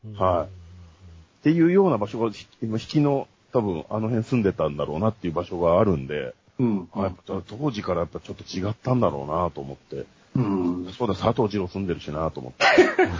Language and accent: Japanese; Kamakura, Kanagawa, Japan; now in Tokyo, Japan; 僕今鎌倉出身なんですけど、今都内に在住なんですよ